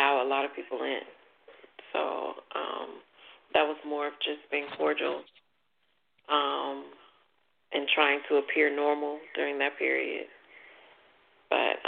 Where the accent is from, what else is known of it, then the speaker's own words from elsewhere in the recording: the South, United States; now in Washington, D.C. metropolitan area, United States; I'm originally from the South